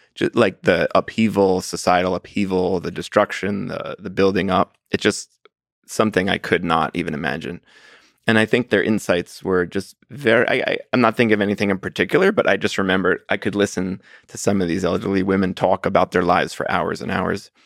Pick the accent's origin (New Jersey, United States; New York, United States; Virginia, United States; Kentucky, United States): New Jersey, United States; New Jersey suburbs, United States; now in Philadelphia, United States; I'm from the New Jersey suburbs